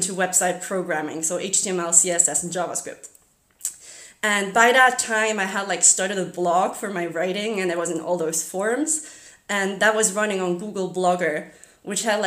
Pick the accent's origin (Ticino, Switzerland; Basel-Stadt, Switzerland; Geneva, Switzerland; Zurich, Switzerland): Zurich, Switzerland; first language German; English is a second language; I'm from Zurich, Switzerland.